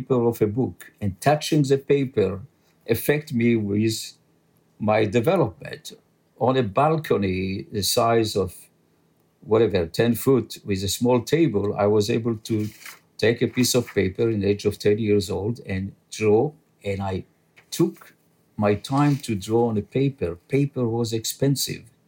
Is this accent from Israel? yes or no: yes; Israel; first language French; English is a second language; moved away as an adult; also born or lived in Casablanca, Morocco / Paris, France; now in New York, United States; I was born in Casablanca